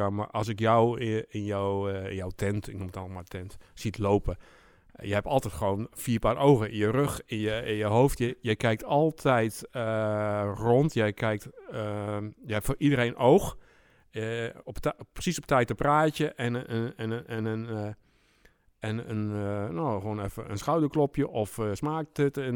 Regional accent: Doetinchem, Gelderland, Netherlands; moved away as an adult; also born or lived in Leeuwarden; now in Emmeloord, Netherlands; In Doetinchem. In Doetinchem. Achterhoek.

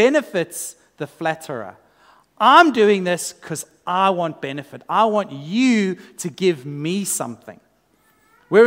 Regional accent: South Africa; now in Australia; as a South African coming into Australian culture

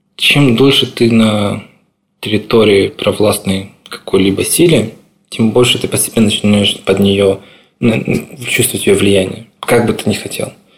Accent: Crimea, Ukraine; moved away as an adult; now in Kyiv, Ukraine; своим домом то небольшое село, с которого мы родом

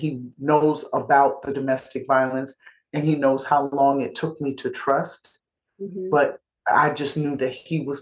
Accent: New York, United States; I'm a New Yorker

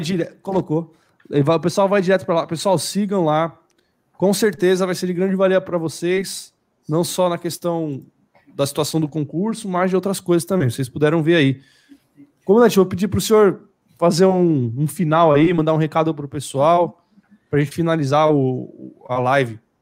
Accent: São Paulo, Brazil; nós somos de São Paulo

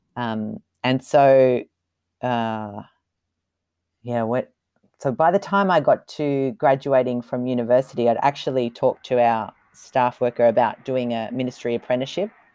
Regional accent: Australia; moved away as an adult; now in Kobe, Japan; as an Australian

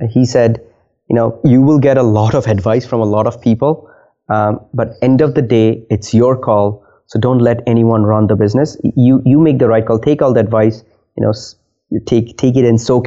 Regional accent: India; also born or lived in Nova Scotia, Canada; now in Halifax, Canada; I am originally from India.

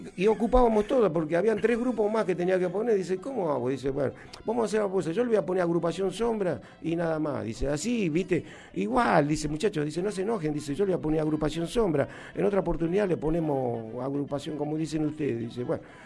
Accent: Humahuaca, Jujuy, Argentina; yo soy de la, de la, provincia de Jujuy, un lugar donde se llama Humahuaca. Es una localidad eh, hoy turística, muy, muy hermoso. Y este, de ahí, ahí, ahí nací yo.

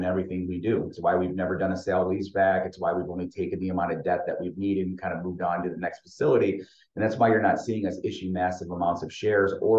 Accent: Michigan, United States; I'm from Michigan. I'm a homer for the state

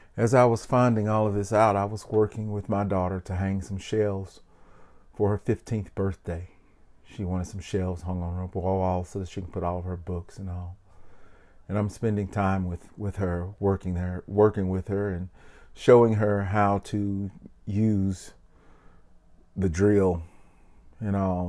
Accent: Memphis, Tennessee, United States; I'm an entertainer from Memphis, Tennessee

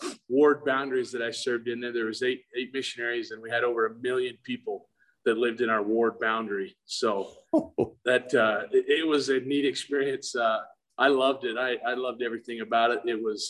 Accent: Monticello, Utah, United States; So I was actually born and raised in Monticello, went to high school there.

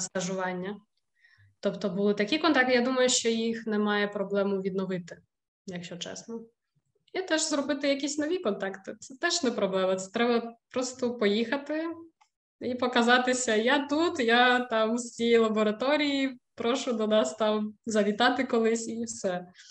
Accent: Ukraine; moved away as an adult; now in Wrocław, Poland

